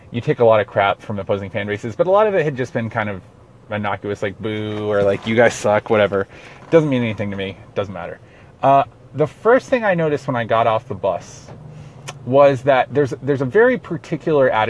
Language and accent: English; Carrollton, Georgia, United States; I'm from Carrollton, which is kind of Auburn country